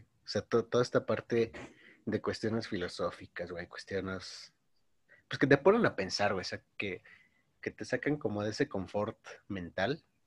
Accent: Mexico; soy mexicano

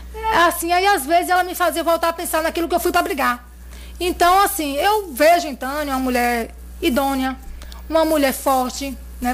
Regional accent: Riachão do Jacuípe, Bahia, Brazil; uma boa parte da minha infância foi na Rua do Motor

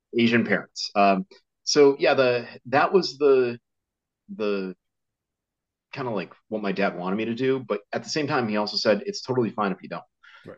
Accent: Connecticut, United States; I grew up in Connecticut, uh, in the states

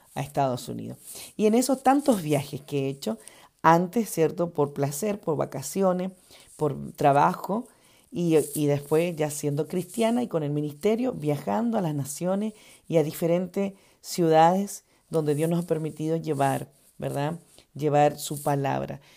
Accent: Argentina; also born or lived in Chile / Ecuador; now in United States; Me crié en Argentina, al ladito de Chile. Amo esa ciudad, amo ese país, porque es mi país de crianza, a pesar que he nacido en Chile.

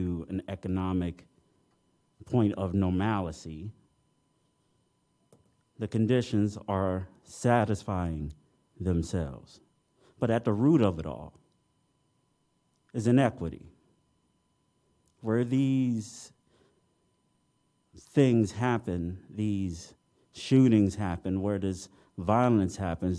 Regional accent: Detroit, Michigan, United States; now in Champaign-Urbana, United States; my hometown of Detroit in the 90s

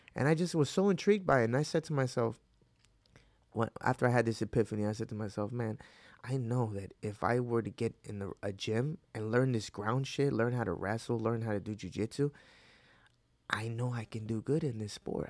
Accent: Hudson Valley, upstate New York, United States; also born or lived in Mexico / Wappingers Falls, New York / Newburgh, New York; I was born in Mexico, but at four years old, I came to, uh, Hudson Valley in, uh, upstate New York

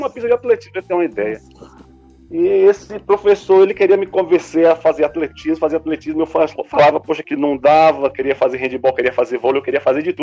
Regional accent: Sobradinho, Federal District, Brazil; Eu sou de Sobradinho, como o Lucas falou aí alguns minutos atrás.

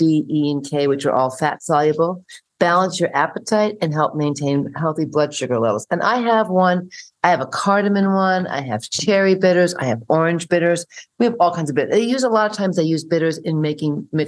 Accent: New York, United States; When I was growing up in New York

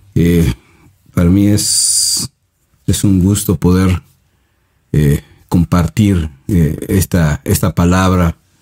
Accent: Mexico

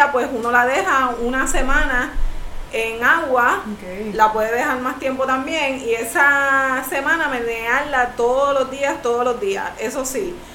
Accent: Puerto Rico; Y pues la mesita yo la tengo también como un modo de propuesta a lo que quiero como, boricua y, para mi isla.

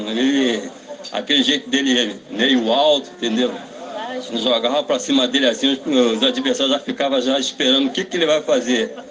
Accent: Caxias, Rio de Janeiro, Brazil; meu avô jogou com, com o pai do Roberto Dinamite, a gente é de Caxias.

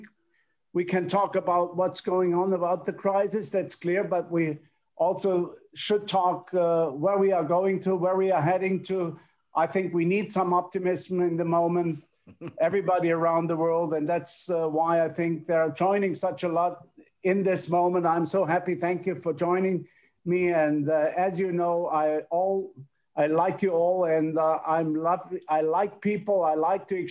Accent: Freiburg, Baden-Württemberg, Germany; also born or lived in Karlsruhe; I was born in Freiburg, which is the capital of the Black Forest

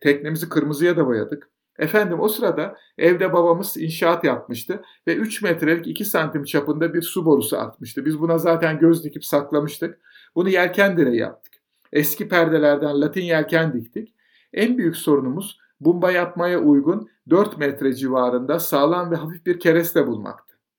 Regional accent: Istanbul, Turkey; Biz bir taraftan Ataköy'de, bir taraftan Heybeliada'da annemin ailesinin yazlık evinde, sonra İstinye'de hep denizin kenarında büyüdük

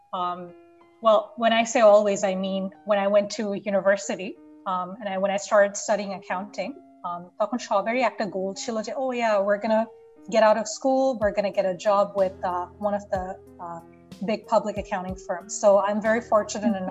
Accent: Bangladesh; moved away as an adult; now in Canada; I was born and brought up in Bangladesh. I moved to Canada about 10 years ago

